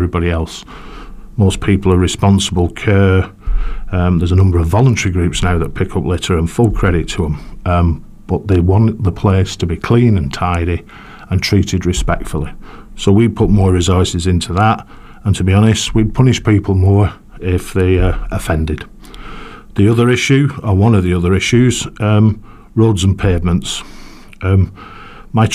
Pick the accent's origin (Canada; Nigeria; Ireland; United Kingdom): United Kingdom; Shaw and Crompton, North West England; I come from Shawncrompton